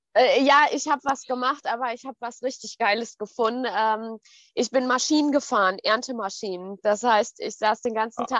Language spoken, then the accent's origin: German; Ruhr area, near Dortmund, North Rhine-Westphalia, Germany; ich komme auch aus dem Pott. Also ich bin so zwischen äh, Pott und Sauerland. Nichts Halbes und nichts Ganzes, ja. Ähm, Nähe von Dortmund.